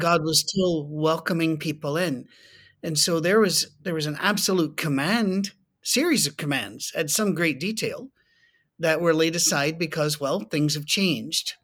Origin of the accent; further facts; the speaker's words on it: Scotland, United Kingdom; I'm Scottish